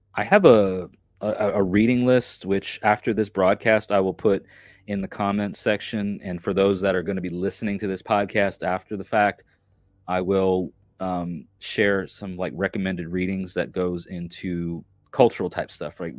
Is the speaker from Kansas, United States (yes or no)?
no; New York, United States; I'm from New York